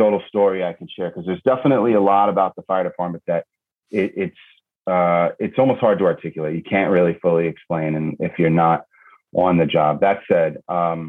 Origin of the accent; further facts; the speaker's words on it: New York City, New York, United States; 9/11 happened in my hometown, in my backyard